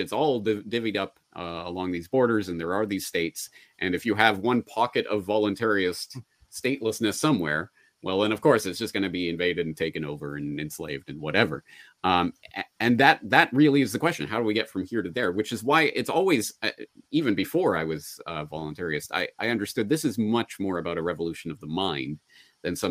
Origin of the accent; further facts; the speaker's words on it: Alberta, Canada; I was born and raised in Alberta